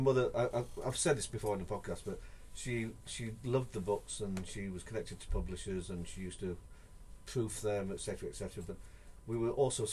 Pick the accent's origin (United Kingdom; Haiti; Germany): United Kingdom; England; now in Japan; I'm English